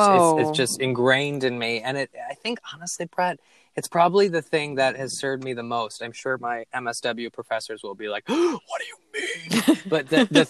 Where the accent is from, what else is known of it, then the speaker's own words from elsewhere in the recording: Minneapolis, Minnesota, United States; Minneapolis, my hometown